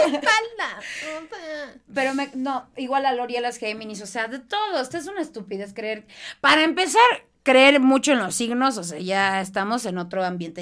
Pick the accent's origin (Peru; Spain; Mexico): Mexico; Mexicali, Baja California; accent: norteña; also born or lived in Boston; now in Mexico City, Mexico; soy de Mexicali